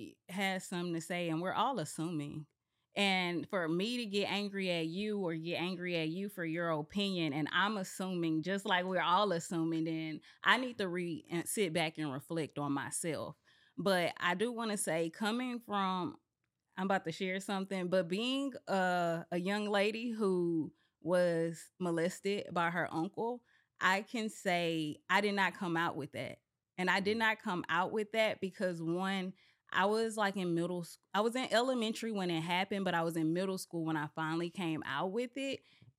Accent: Texas, United States; Because I mean, we're from Texas. I think I'm a Southern belle.

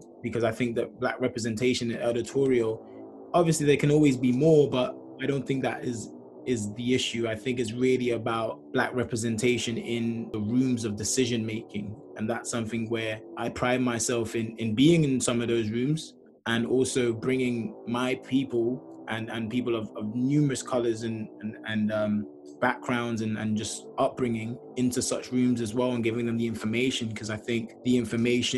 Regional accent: Nigeria; I'm Black, I'm Nigerian

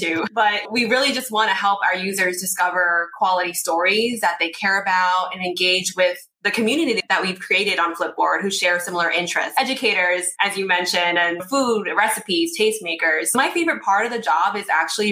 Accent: New Jersey, United States; also born or lived in Brooklyn, New York; I was born in Brooklyn, raised in Jersey, and currently live in Jersey City

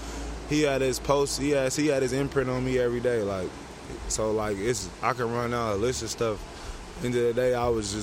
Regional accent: Oakland, California, United States; growing up in Oakland

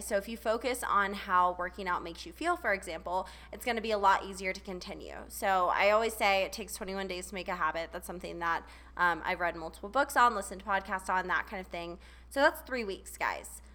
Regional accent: Charleston, South Carolina, United States; moved away; I grew up in Charleston

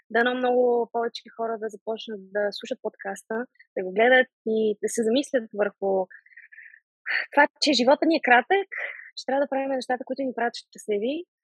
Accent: Sofia, Sofia City, Bulgaria; now in England, United Kingdom; България винаги си е моят а, роден, а, родна държава, София си е моят роден град. А, аз винаги ще съм си вкъщи, когато си дойда тук, независимо, че живея в Англия, независимо, че състезавам за Турция.

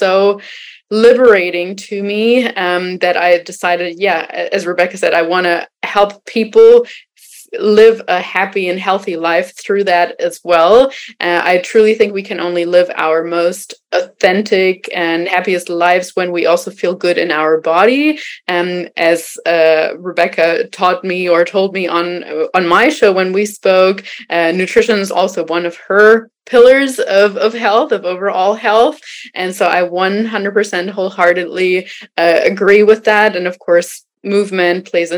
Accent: Germany; moved away; I am originally from Germany

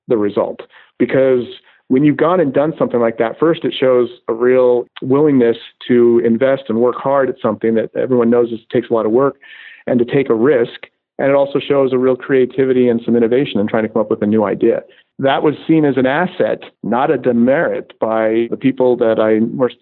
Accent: Golden, Colorado, United States; moved away as an adult; now in Orange County, United States; growing up in Golden, Colorado, outside Denver

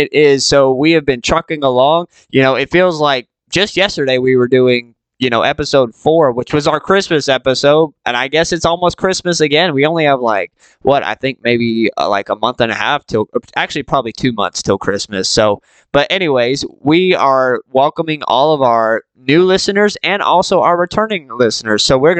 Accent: Georgia, United States; growing up in Georgia

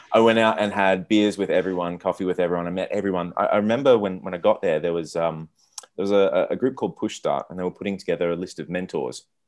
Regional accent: Australia; also born or lived in Silicon Valley; now in Buenos Aires, Argentina; I'm from Australia

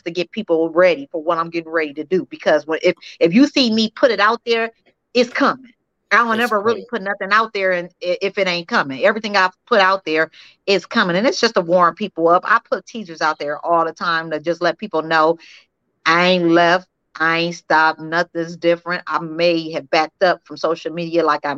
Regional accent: Peoria, Illinois, United States; moved away as an adult; now in Las Vegas, United States; Peoria, Illinois, my hometown

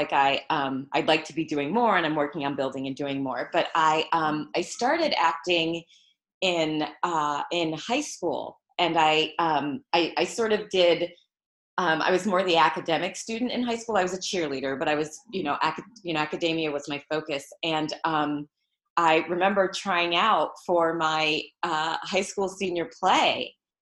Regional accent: Michigan, United States; also born or lived in Los Angeles; now in New York, United States; I'm originally from Michigan. So that's where I started, in Michigan

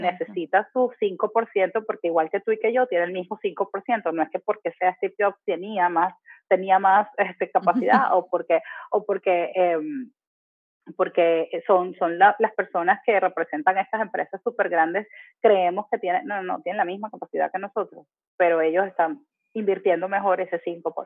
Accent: Venezuela; moved away as an adult; now in Panama; me mudé de mi país de origen, a, ah, de Venezuela, a Panamá

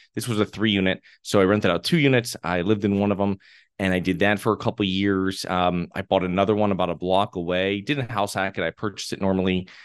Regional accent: Connecticut, United States; moved away as an adult; now in Florida, United States; I'm originally from Connecticut.

